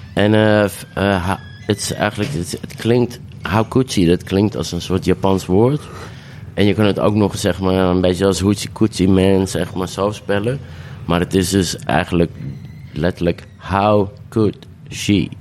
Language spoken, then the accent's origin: Dutch; Amsterdam, North Holland, Netherlands; pijp, waar ik ben opgegroeid en geboren en getogen